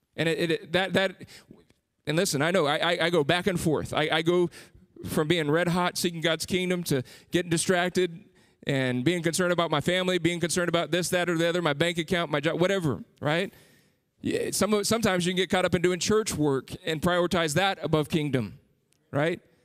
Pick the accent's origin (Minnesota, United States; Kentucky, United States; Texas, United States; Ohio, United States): Texas, United States; San Antonio; moved away as an adult; I grew up in San Antonio, was there for thirty-five years